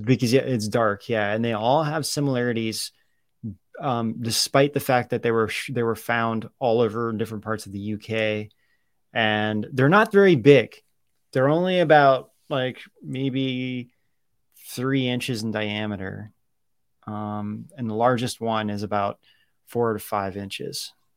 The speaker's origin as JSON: {"language": "English", "region": "Ohio", "country": "United States", "tie": "born or raised there", "said": "growing up in Ohio"}